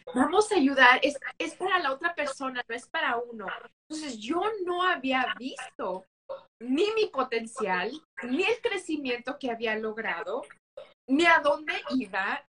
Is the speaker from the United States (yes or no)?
yes; United States; accent: Mexican-American; now in Las Vegas, United States; si se escucha en mi, en mi acento, soy mexicoamericana